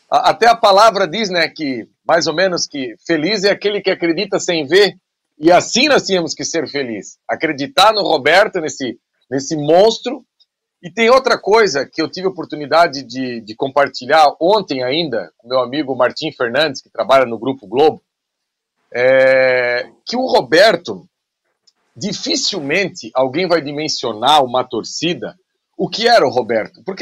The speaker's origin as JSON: {"language": "Portuguese", "region": "Rio de Janeiro", "country": "Brazil", "lives_now": "Nova Friburgo, Brazil", "said": "Sou, sou carioca, mas moro em Friburgo."}